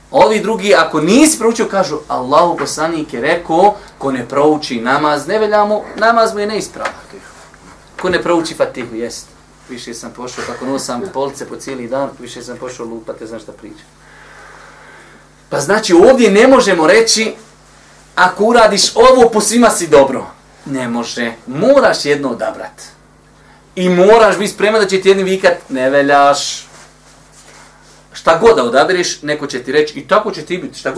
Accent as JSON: {"language": "Croatian", "country": "Bosnia & Herzegovina", "said": "kod nas u Bosni"}